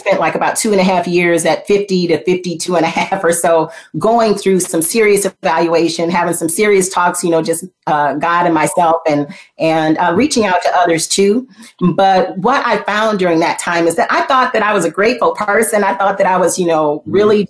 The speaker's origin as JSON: {"language": "English", "town": "Flint", "region": "Michigan", "country": "United States", "tie": "born or raised there", "said": "I was born in Flint, Michigan, and I went to school basically in elementary school, kindergarten with my little plastic briefcase."}